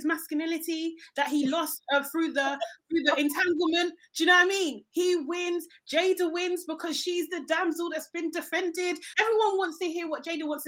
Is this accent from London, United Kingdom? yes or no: yes; London, United Kingdom; I'm from South London